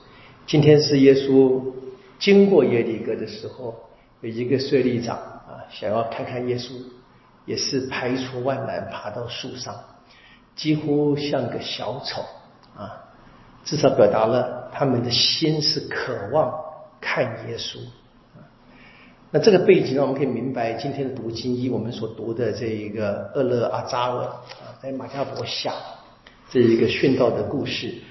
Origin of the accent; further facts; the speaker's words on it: China; 我们中国人会这么说啊：“莫以恶小而为之，莫以善小而不为。”